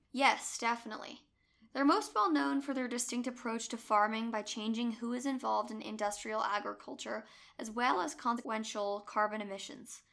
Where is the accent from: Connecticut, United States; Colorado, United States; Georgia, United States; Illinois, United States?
Connecticut, United States; Growing up in Connecticut